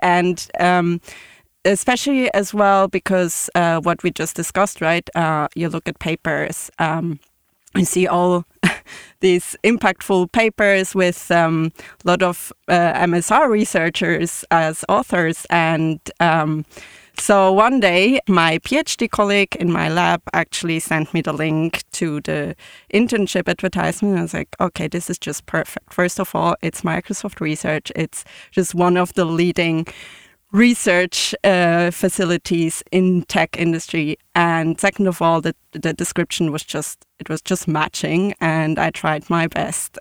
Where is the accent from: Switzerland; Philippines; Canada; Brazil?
Switzerland; also born or lived in Zurich; I'm from Switzerland. I live in Zurich